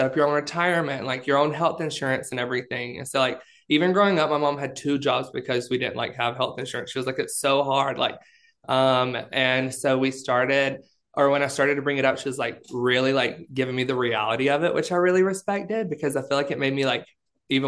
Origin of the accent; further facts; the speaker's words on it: Alabama, United States; moved away; I grew up in Alabama